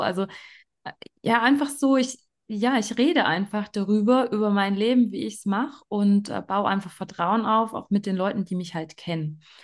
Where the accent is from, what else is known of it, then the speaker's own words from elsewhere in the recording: Germany; now in Graubünden, Switzerland; Ich komme ursprünglich aus Deutschland